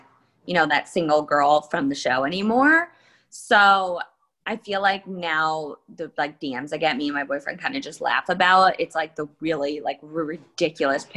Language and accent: English; Livingston, New Jersey, United States; I grew up in New Jersey.